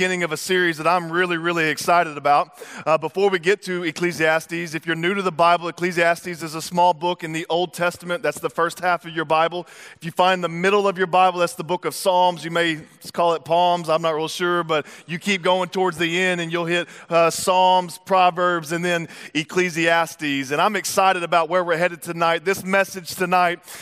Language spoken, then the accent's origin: English; Texas, United States; I'm from Texas